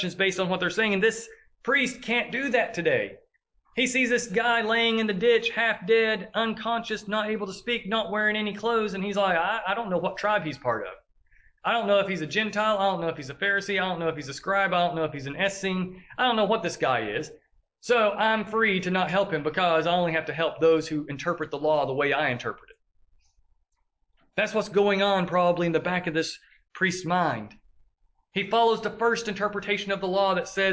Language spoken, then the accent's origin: English; the South, United States; accent: southern drawl; we have a southern drawl. They identify us as being from the South because they hear how we speak